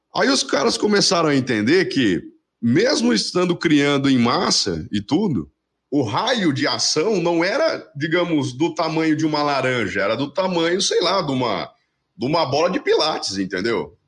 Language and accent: Portuguese; Paraná, Brazil; eu sou aqui do Paraná